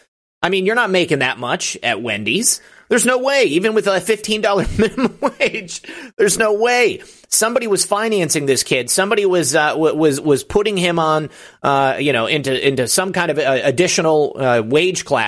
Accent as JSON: {"language": "English", "region": "Michigan", "country": "United States", "tie": "born or raised there", "said": "my home state"}